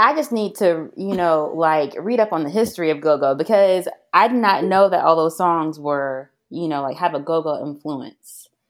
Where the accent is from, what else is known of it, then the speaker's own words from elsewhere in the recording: Georgia, United States; I was raised here in Georgia